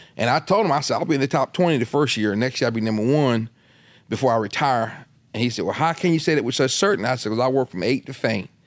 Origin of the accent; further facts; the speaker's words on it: Delaware, United States; I'm in Delaware. That's my home state